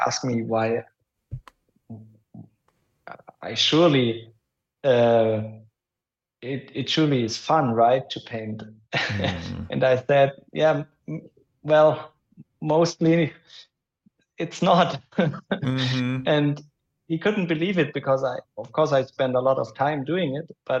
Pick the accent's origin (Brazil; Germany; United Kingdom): Germany; accent: German; English is a second language; my German accent